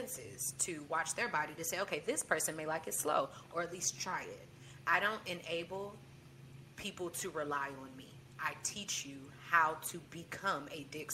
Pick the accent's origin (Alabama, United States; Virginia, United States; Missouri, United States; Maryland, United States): Missouri, United States; St. Louis; moved away as an adult; now in Tallahassee, United States; I'm from St. Louis